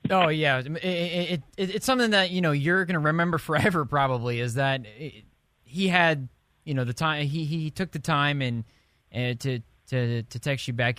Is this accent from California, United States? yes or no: no; Indianapolis, Indiana, United States; I born and raised in Indianapolis